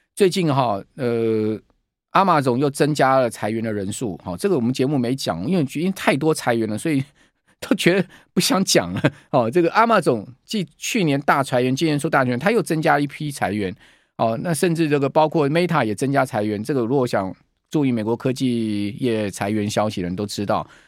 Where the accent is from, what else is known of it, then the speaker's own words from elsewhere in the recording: Taiwan; 我们台湾人